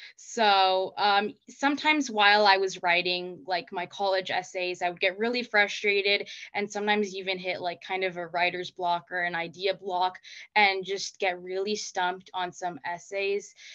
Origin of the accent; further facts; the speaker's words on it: Placentia, California, United States; I'm from Placentia, California, which is in Orange County